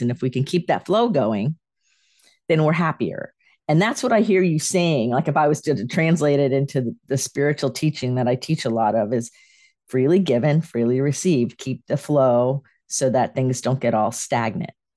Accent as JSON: {"language": "English", "town": "Sarasota", "region": "Florida", "country": "United States", "tie": "born or raised there", "also_born_or_lived": "Clearwater / Gainesville / Tampa", "moved": "as an adult", "lives_now": "North Carolina, United States", "said": "I was raised in Sarasota and moved here to North Carolina from Clearwater."}